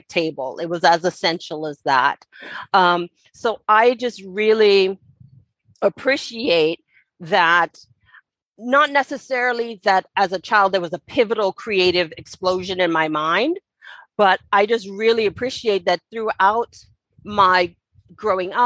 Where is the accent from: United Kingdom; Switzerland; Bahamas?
Bahamas; Nassau, New Providence; I was born and raised in Nassau, Bahamas